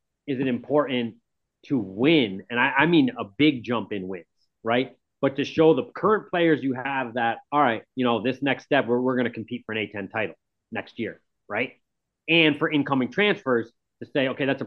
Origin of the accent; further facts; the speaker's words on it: Kingston, Rhode Island, United States; growing up in Kingston, you know, my whole life.